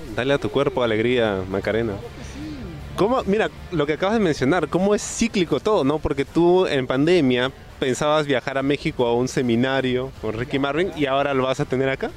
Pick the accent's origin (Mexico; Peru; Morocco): Peru; los luchadores peruanos somos